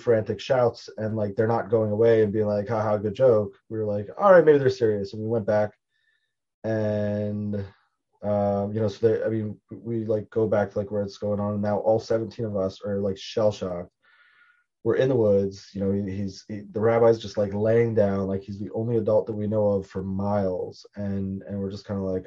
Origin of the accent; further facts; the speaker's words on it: Baltimore, Maryland, United States; I'm from Baltimore originally